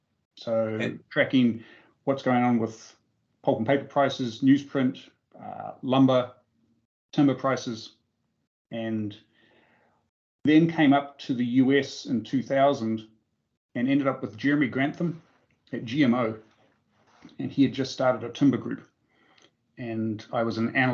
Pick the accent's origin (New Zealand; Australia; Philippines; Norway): New Zealand; Auckland; now in Atlanta, United States; I grew up in Auckland.